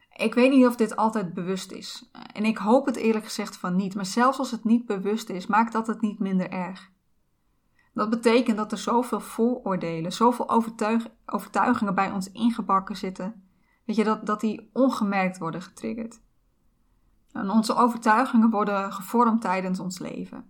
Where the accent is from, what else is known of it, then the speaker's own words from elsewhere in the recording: Netherlands; ik ben geboren in Nederland, waar ik alle kansen heb gekregen